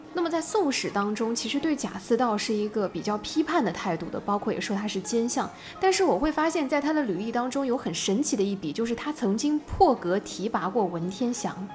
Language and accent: Chinese; Hangzhou, Zhejiang, China; 这个我们杭州人都很熟悉了